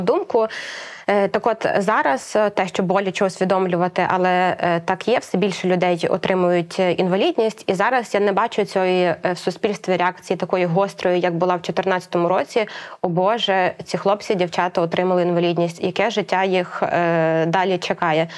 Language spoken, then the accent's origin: Ukrainian; Ukraine; народилася тут в Україні, тут зростала і розвивалася